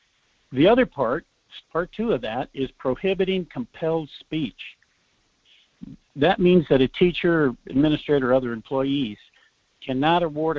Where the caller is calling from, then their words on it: Anchorage, Alaska, United States; calling from Anchorage.